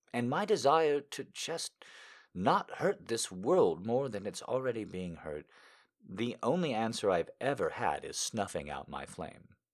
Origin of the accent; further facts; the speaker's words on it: United States; me just being an American